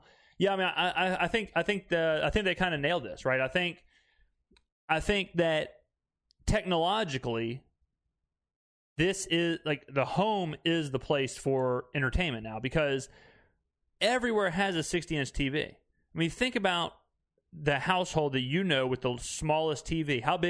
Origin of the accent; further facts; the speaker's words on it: Mississippi, United States; If I'm in mixed company and people want to know where I'm from and I say I'm from Mississippi